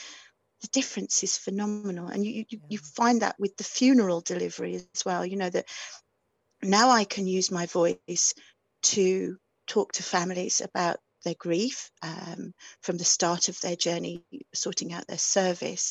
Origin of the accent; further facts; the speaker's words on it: near Dudley, West Midlands, United Kingdom; accent: Black Country; moved away; also born or lived in Aberystwyth; I was very, very black country accent. I was brought up near Dudley